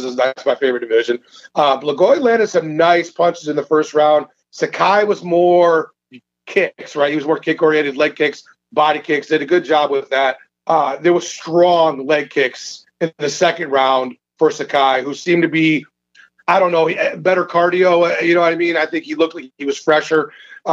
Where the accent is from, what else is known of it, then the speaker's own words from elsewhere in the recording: Michigan, United States; I'm from Michigan